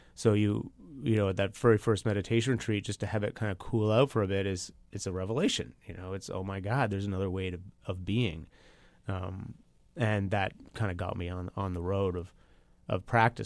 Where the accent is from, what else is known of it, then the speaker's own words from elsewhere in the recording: Toronto, Ontario, Canada; I'm from Toronto